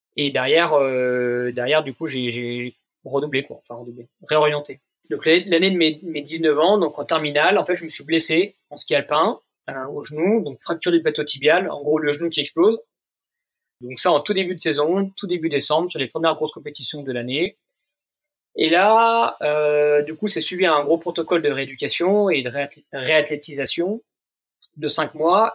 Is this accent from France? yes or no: yes; Jura, Bourgogne-Franche-Comté, France; now in Vanoise, France; j'ai grandi dans le Jura